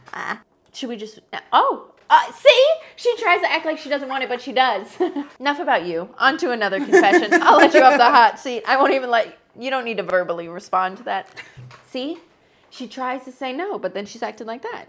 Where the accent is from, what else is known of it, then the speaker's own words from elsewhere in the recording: rural Midwest, United States; I am not from the South. I am from the rural Midwest.